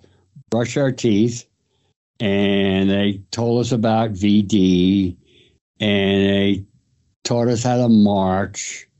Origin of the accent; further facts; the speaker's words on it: Port Jefferson, New York, United States; now in Amsterdam, New York, United States; I grew up on Long Island, New York. Graduated from Port Jefferson High School in 1957.